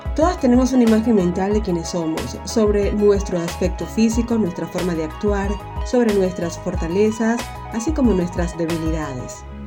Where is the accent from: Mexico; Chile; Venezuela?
Venezuela; moved away; Y yo soy extranjera, vivo en otro país y en mi país Venezuela